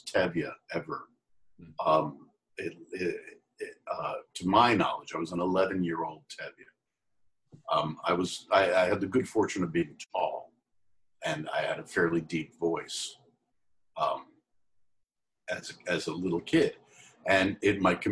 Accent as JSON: {"language": "English", "town": "Port Washington", "region": "New York", "country": "United States", "tie": "born or raised there", "also_born_or_lived": "Manhattan, New York / Bethpage, New York / Roslyn, New York", "moved": "yes", "said": "what I consider my hometown is a town called Port Washington, not Port Jefferson, Port Washington, right next to Great Neck"}